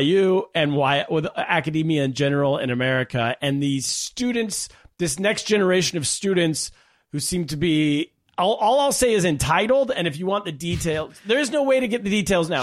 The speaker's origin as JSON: {"language": "English", "town": "Sacramento", "region": "California", "country": "United States", "tie": "born or raised there", "said": "Sacramento, California, yes, also my hometown"}